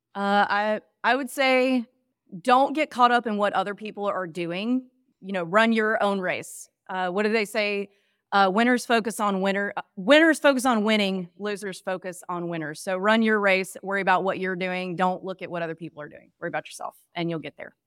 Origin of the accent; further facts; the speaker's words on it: Mississippi, United States; grew up in an area that visited both of those markets all the time when I was a kid. I'm from Mississippi